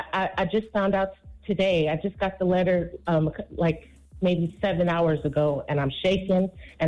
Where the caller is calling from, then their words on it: California, United States; I'm calling from Cali.